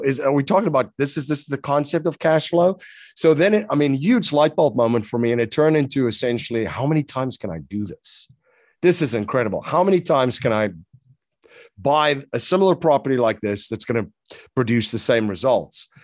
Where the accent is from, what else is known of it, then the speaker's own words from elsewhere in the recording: South Africa; moved away as an adult; now in United States; I'm originally from South Africa. So, I came to the U S in around two thousand and one